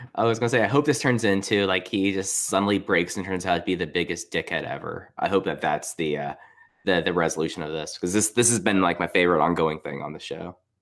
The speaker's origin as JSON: {"language": "English", "region": "Texas", "country": "United States", "tie": "born or raised there", "said": "I grew up in Texas"}